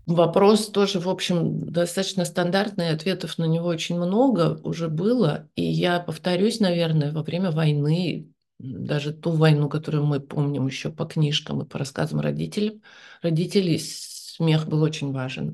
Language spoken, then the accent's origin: Russian; Novosibirsk, Novosibirsk Oblast, Russia; moved away; also born or lived in Moscow; я же сама из Новосибирска